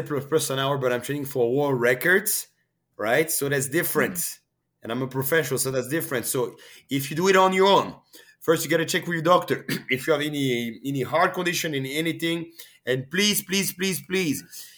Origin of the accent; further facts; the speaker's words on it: France; also born or lived in Canada; now in Switzerland; when I came to Canada, like in 2004, 2005, I was from France originally